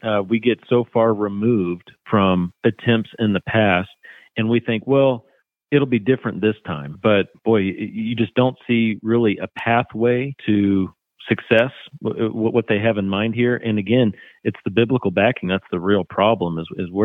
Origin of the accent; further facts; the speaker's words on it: United States; as American Christians